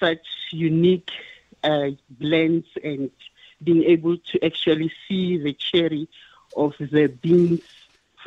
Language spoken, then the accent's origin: English; Limpopo, South Africa; moved away as an adult; also born or lived in Pretoria; now in Gauteng, South Africa; I come all the way from Limpopo, and I just came to Gauteng in 2000 for college